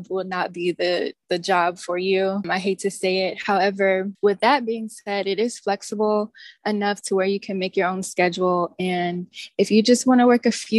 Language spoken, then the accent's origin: English; Greensboro, North Carolina, United States; I am born and raised in North Carolina in a town called Greensboro